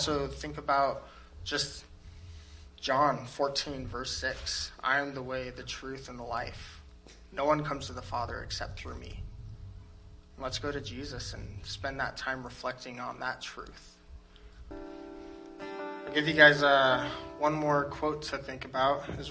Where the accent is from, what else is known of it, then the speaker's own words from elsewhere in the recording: United States; as Americans